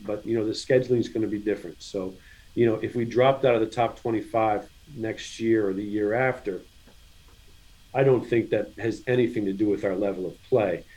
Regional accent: Virginia, United States; I'm I'm an in-state kid

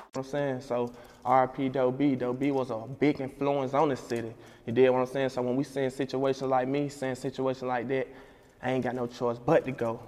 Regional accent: Montgomery, Alabama, United States; in my hometown too. I just throw the big party in Montgomery, Alabama

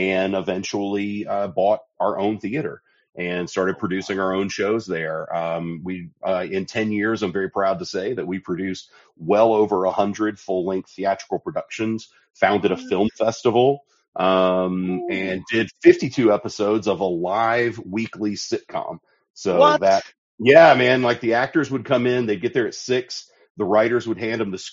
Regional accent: Sparta, Tennessee, United States; I was born in a little town called Sparta, Tennessee. It's the dead middle of the state and the dead middle of nowhere. It's right between Knoxville and Nashville. Grew up there

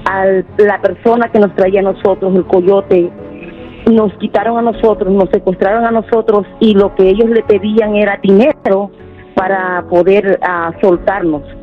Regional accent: El Salvador; moved away as an adult; now in United States; Yo salí del Salvador por problemas ah, familiares.

